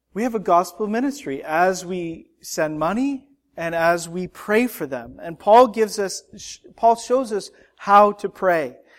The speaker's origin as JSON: {"language": "English", "country": "Canada", "moved": "yes", "lives_now": "United States", "said": "As a Canadian citizen with an American spouse"}